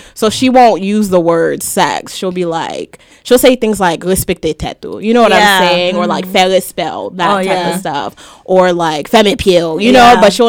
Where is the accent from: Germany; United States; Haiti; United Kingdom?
Haiti; I am Haitian.